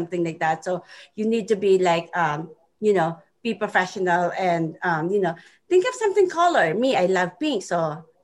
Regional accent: Philippines; English is a second language; moved away; I'm from the Philippines, and English is my second language.

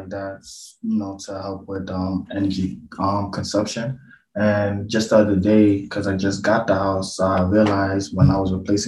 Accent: New York City, New York, United States; moved away as an adult; now in Buffalo, United States; originally I'm from Brooklyn, New York. I came to Buffalo because of school

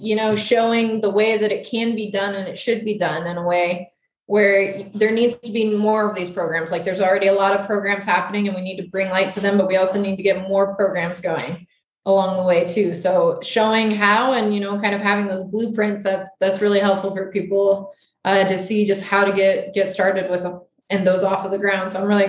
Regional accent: Wyoming, United States; there's actually a veteran Mustang program happening in my home state of Wyoming

